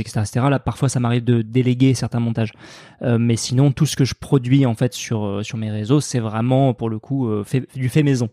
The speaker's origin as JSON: {"language": "French", "town": "Sarlat", "region": "Nouvelle-Aquitaine", "country": "France", "tie": "born or raised there", "moved": "yes", "said": "je, suis, né à Sarlat et j'ai grandi euh, en Dordogne, ouais, dans, dans, le Périgord noir"}